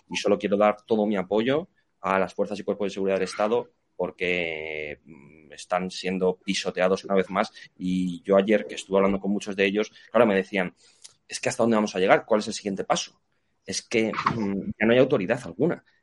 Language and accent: Spanish; Spain; los que nos sentimos desprotegidos somos todos los españoles